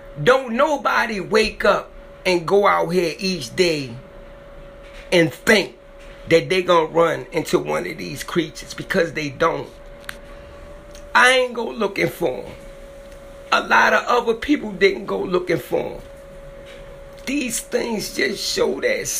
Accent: Maryland, United States; it happened in my hometown. It happened in Maryland

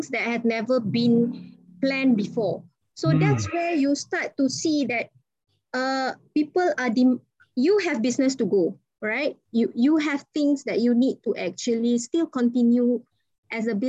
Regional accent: Ipoh, Perak, Malaysia; I'm from Ipoh

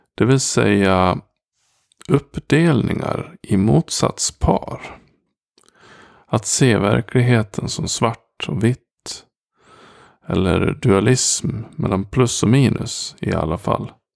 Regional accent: Gagnef, Dalarna County, Sweden; jag kommer från Gagnef

